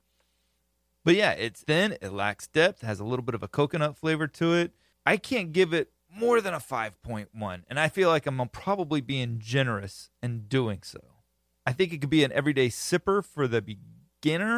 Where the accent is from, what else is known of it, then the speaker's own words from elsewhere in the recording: Florida, United States; I'm from Florida, grew up country